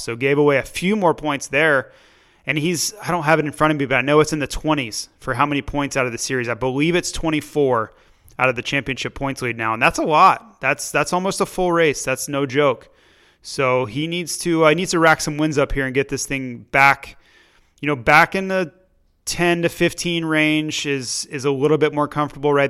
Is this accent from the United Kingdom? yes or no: no; Florida, United States; we're both from Florida and Tampa Bay